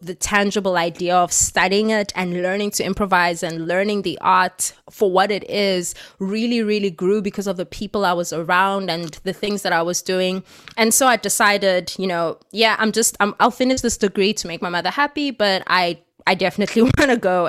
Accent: South Africa; I'm a South African and everything that we do has always been, you know, very politically charged.

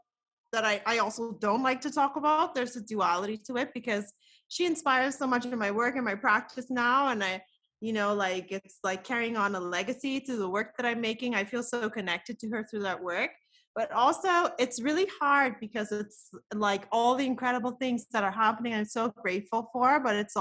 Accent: Nassau, New Providence, Bahamas; now in Canada; I grew up in the Bahamas, Nassau, Bahamas. So born and raised there completely.

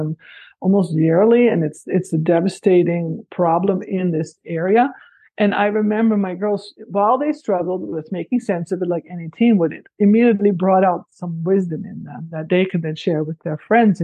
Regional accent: Netherlands; moved away as an adult; now in Paradise Valley, United States; I grew up in the Netherlands

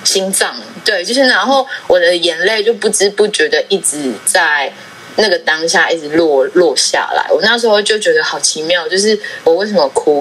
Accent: Hualien, Hualien County, Taiwan; moved away; also born or lived in Taipei; 我是来自花莲的阿美族

